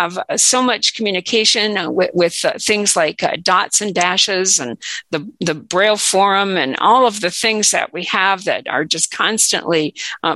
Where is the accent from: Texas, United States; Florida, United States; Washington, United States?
Washington, United States; also born or lived in Chelsea, Massachusetts; I'm from Washington State